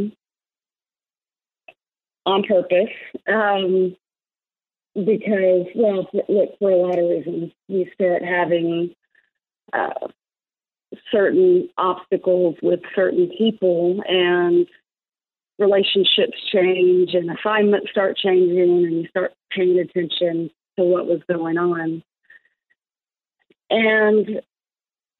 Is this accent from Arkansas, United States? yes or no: yes; Fayetteville, Arkansas, United States; Fayetteville, Arkansas, my hometown, where I not only played college golf